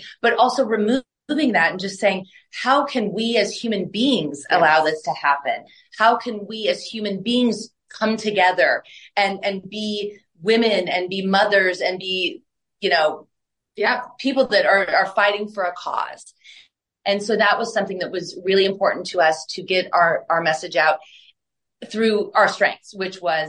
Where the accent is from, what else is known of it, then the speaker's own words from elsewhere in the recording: Nebraska, United States; moved away; I'm originally from the Midwest, from Nebraska.